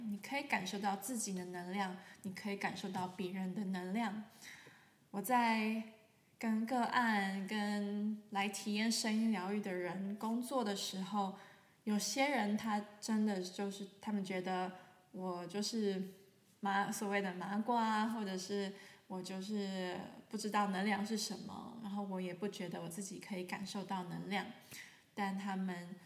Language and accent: Chinese; Taiwan; now in Germany; 我是一位声音疗愈师。啊，我现在住在德国，可是我来自台湾